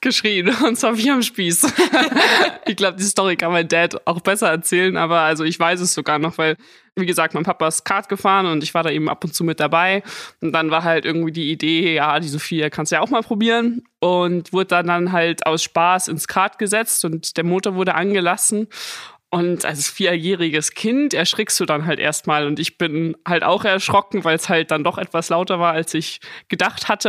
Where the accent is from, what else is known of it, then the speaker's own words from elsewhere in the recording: Munich, Bavaria, Germany; bin ja ein Münchner Madel.